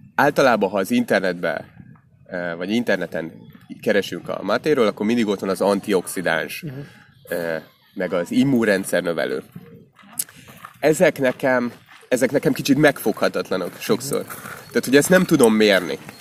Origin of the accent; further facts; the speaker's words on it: Hungary; magyarok vagyunk